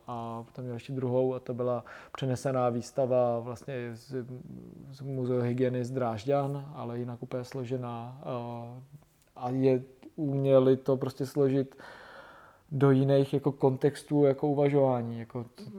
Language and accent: Czech; Ústí nad Labem, Ústí nad Labem Region, Czechia; jsem z Ústí nad Labem